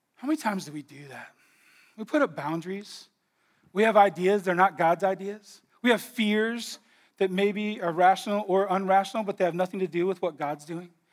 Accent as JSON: {"language": "English", "region": "California", "country": "United States", "said": "we're all from California"}